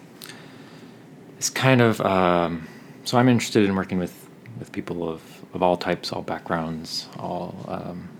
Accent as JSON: {"language": "English", "town": "Tacoma", "region": "Washington", "country": "United States", "said": "I am from Tacoma, Washington"}